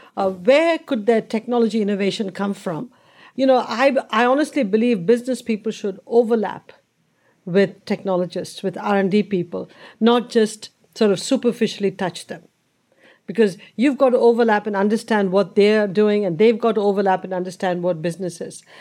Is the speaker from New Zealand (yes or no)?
no; India; moved away; growing up in India and that environment you just talked about was the normal environment